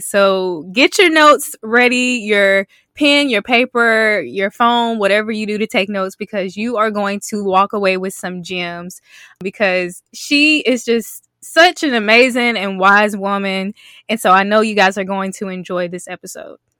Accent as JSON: {"language": "English", "region": "South Mississippi", "country": "United States", "said": "I'm from South Mississippi"}